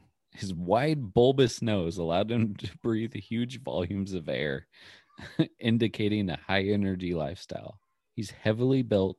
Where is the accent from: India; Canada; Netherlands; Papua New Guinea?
Canada; Saskatchewan; hey, I'm from Saskatchewan.